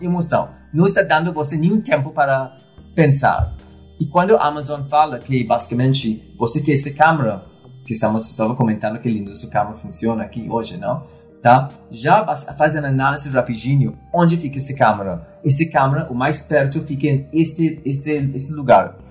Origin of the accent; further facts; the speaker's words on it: Trinidad & Tobago; Portuguese is a second language; moved away as an adult; also born or lived in London, United Kingdom / United States / Argentina / Mexico; now in Brazil; Eu nasci na ilha, se chama Trindade e Tobago. Um, saí do paraíso para estudar em Londres